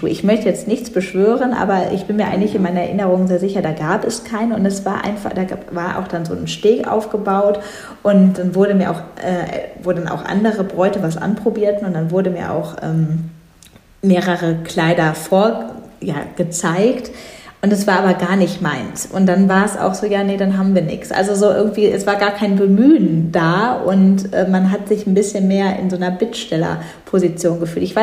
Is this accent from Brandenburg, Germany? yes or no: no; North Rhine-Westphalia, Germany; ich ich komme selbst nicht direkt aus Düsseldorf, aber in der Nähe von Düsseldorf.